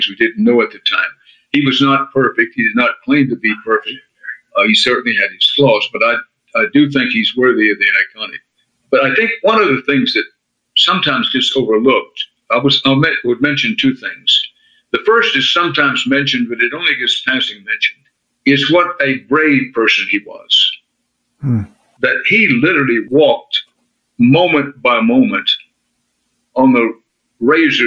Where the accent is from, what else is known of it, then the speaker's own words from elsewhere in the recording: Texas, United States; I'm a Texan by birth and by choice